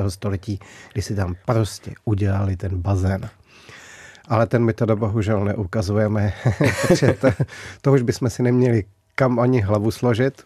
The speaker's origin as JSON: {"language": "Czech", "town": "Humpolec", "region": "Vysočina Region", "country": "Czechia", "tie": "born or raised there", "moved": "yes", "said": "Narodil jsem se v Humpolci"}